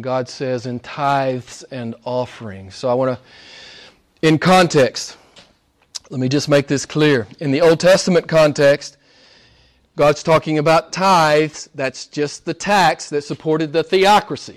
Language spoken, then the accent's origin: English; United States; I was an average American